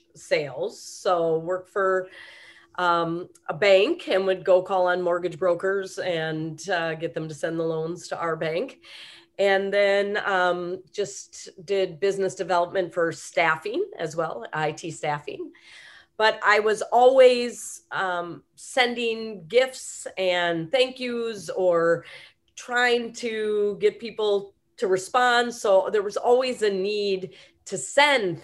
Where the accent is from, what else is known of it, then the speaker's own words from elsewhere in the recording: Wisconsin, United States; moved away as an adult; now in Colorado, United States; I'm from Wisconsin originally, and then came out to school here in Northern Colorado